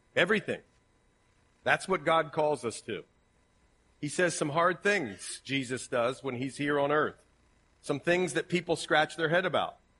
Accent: Ohio, United States; accent: Ohio; My Ohio accent

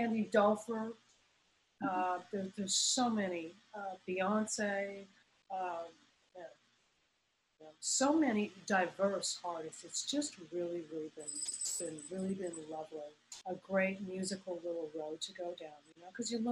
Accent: Montreal, Quebec, Canada; I grew up in Montreal, Canada, of all places.

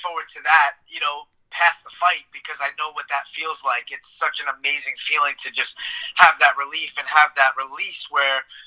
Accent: New York City, New York, United States; to fight in front of my hometown crowd

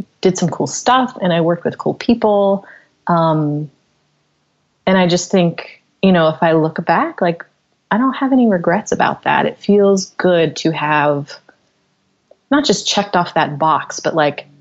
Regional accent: Knoxville, Tennessee, United States; I grew up in Knoxville, Tennessee

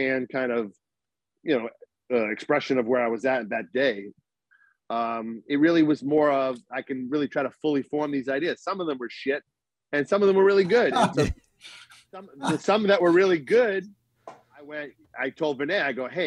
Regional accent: Boston, Massachusetts, United States; moved away; when I lived in Boston, where I'm from

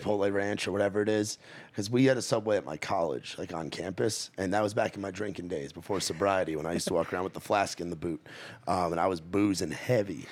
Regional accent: New York, United States; now in Nashville, United States; I come from New York

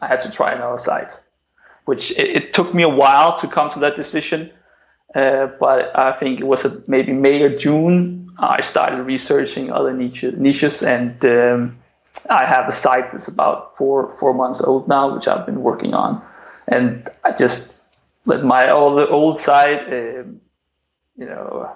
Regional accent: Denmark; also born or lived in China; I just returned to my home country, which is Denmark.

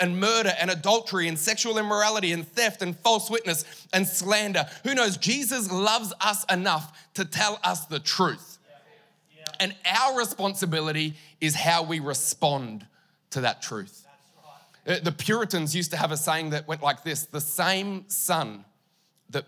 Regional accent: Mildura, Victoria, Australia; also born or lived in Queensland; now in Townsville, Australia; I grew up in Victoria, near Mildura. Moved to Queensland in 99, moved to Townsville in 2013.

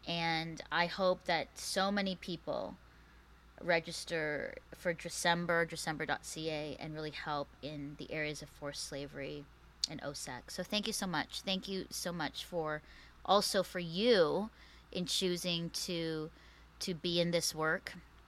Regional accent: Philippines; also born or lived in Canada; it has to do with the Philippines and me being Filipino and Canadian and Canada's part in all of this.

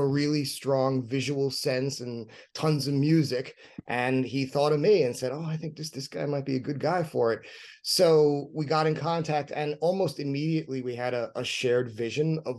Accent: New York City, New York, United States; both Rodney and I grew up in New York City

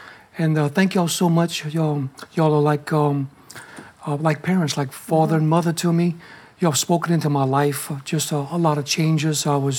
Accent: Lafayette, Louisiana, United States; A couple of months later, y'all came back to Lafayette, my hometown, Lafayette, Louisiana.

